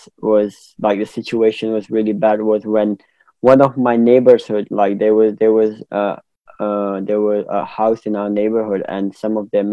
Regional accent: Peshawar, Khyber Pakhtunkhwa, Pakistan; So growing up in Pakistan was like a normal life that an Asian or subcontinental kid would have.

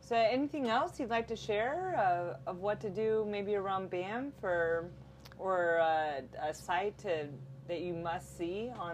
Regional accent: United States; I'm American.

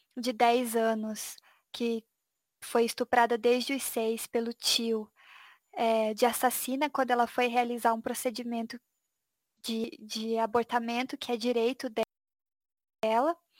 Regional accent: Brazil; como brasileiras

